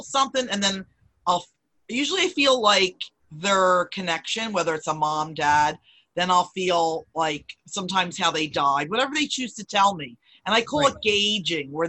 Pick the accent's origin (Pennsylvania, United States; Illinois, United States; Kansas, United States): Pennsylvania, United States; Philadelphia; I'm actually from Northeast Philadelphia